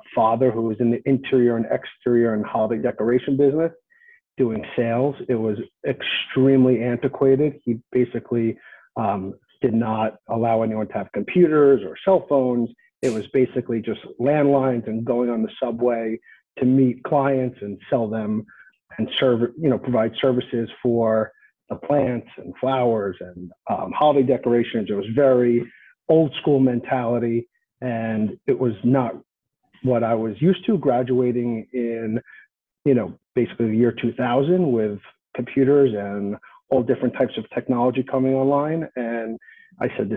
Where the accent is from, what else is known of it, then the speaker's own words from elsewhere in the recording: Merrick, New York, United States; also born or lived in Boston; I grew up in Merrick, Long Island.